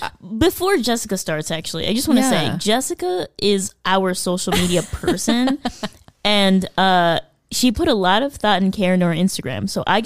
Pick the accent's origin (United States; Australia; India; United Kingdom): United Kingdom; Scotland; Edinburgh, in the barrels of Edinburgh, the heroin, I'm Scottish.